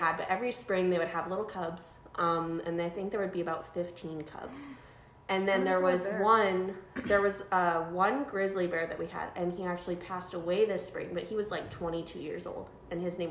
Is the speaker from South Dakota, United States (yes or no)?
yes; South Dakota, United States; I'm from South Dakota and we have a bunch of bison or buffalo there